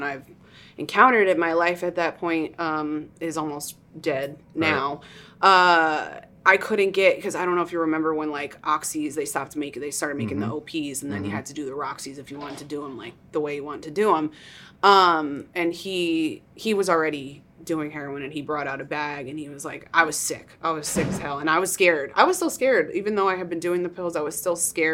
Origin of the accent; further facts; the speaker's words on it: New York, United States; moved away as an adult; now in Austin, United States; I grew up in New York.